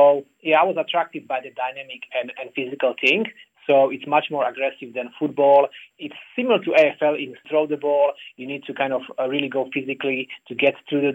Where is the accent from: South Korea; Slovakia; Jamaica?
Slovakia; now in Australia; I'm originally from Slovakia